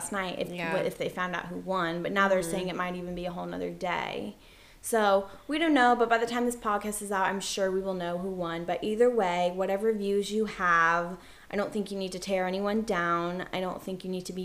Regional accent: Georgia, United States; I am from Georgia

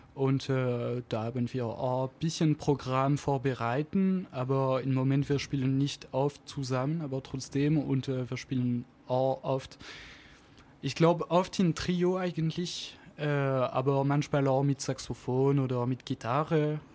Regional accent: Auvergne-Rhône-Alpes, France; accent: French; German is a second language; moved away as an adult; now in Stuttgart, Germany; ich komme aus Anzig in der Alpen

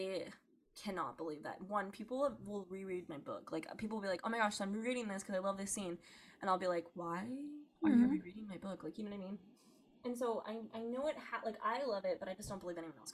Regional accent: California, United States; moved away; my hometown, like where I grew up

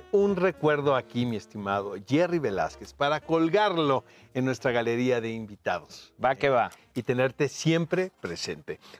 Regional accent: Yucatán, Mexico; now in Mexico City, Mexico; Por supuesto que Yucatán, pero ya llevo la mitad de mi vida aquí, así que soy chilango.

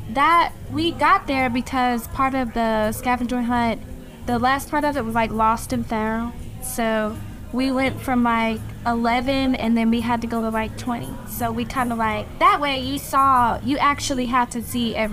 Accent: Augusta, Georgia, United States; I'm from Augusta.

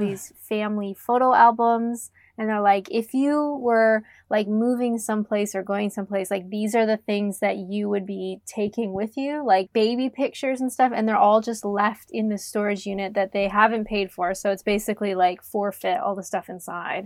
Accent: Canada; moved away as an adult; also born or lived in England; I'm Canadian.

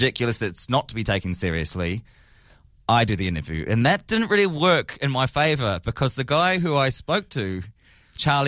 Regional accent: New Zealand; I'm actually from New Zealand

